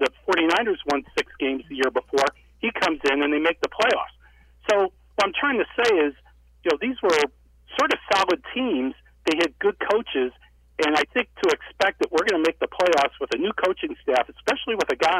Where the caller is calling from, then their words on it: Chicago, Illinois, United States; Hey, it's … in Chicago.